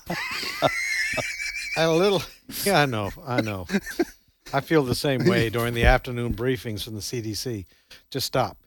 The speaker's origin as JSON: {"language": "English", "country": "Canada", "tie": "born or raised there", "moved": "yes", "lives_now": "Tupelo, United States", "said": "when I was growing up in Canada"}